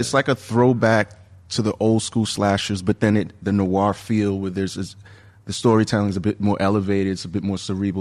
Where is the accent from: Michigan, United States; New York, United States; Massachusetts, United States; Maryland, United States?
New York, United States; as a New Yorker growing up